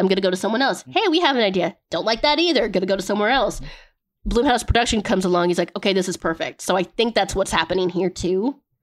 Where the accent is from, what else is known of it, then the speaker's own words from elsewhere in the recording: United States; I am American